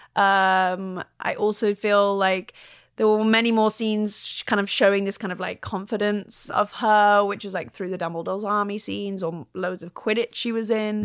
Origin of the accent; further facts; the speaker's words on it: London, United Kingdom; I'm a Londoner, grew up in London